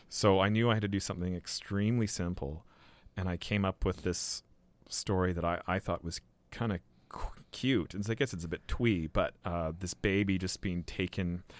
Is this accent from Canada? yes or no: yes; Victoria, British Columbia, Canada; moved away as an adult; also born or lived in Vancouver / Montreal / England; I was born in Van and grew up in Victoria